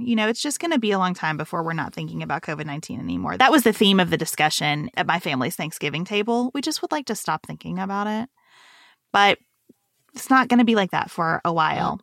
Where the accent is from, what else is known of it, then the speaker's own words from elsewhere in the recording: Western Kentucky, United States; moved away as an adult; also born or lived in Lexington, Kentucky; go from Western Kentucky to Lexington, Kentucky in this private school